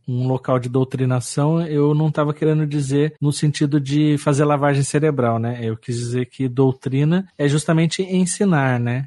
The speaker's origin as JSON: {"language": "Portuguese", "region": "São Paulo", "country": "Brazil", "said": "aqui a gente é de São Paulo aqui"}